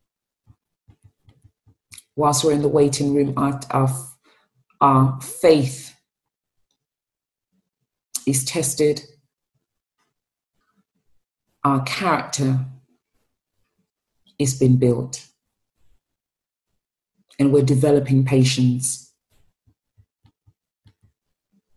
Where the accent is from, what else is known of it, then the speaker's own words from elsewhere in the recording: Sierra Leone; moved away; growing up in Sierra Leone